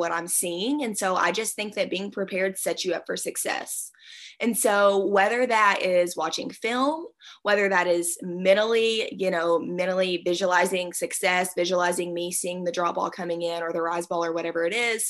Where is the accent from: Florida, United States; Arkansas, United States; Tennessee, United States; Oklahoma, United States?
Arkansas, United States